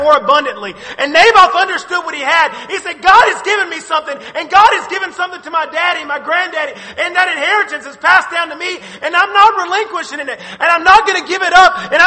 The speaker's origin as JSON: {"language": "English", "country": "United States", "said": "I'm an American"}